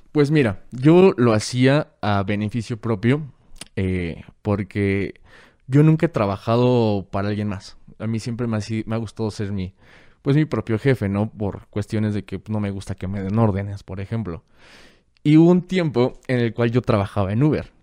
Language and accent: Spanish; Guadalajara, Jalisco, Mexico; nací en Guadalajara y vivo en todas partes